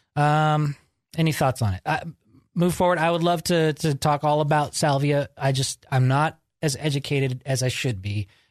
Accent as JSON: {"language": "English", "town": "Georgetown", "region": "California", "country": "United States", "tie": "born or raised there", "also_born_or_lived": "Sacramento", "moved": "as an adult", "said": "I moved up to Georgetown at about, uh, first grade. And I grew up up there until about eighteen"}